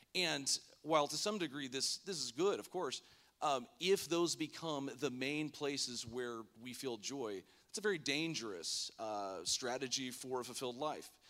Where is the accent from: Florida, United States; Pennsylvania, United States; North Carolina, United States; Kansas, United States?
Florida, United States; Lake Worth; moved away; I grew up in Florida, the West Palm, Lake Worth area in high school